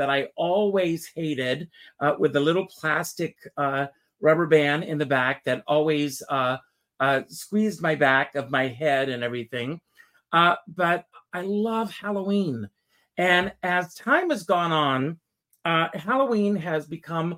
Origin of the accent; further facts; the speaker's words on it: South Carolina, United States; I grew up in South Carolina. I grew up in a very rural area.